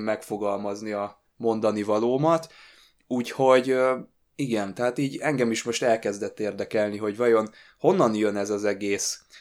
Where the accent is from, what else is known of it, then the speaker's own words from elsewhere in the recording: Hungary; magyarok vagyunk